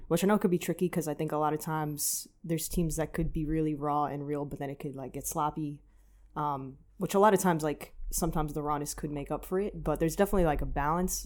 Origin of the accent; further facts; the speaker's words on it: New York, United States; also born or lived in New Jersey / Los Angeles; from New York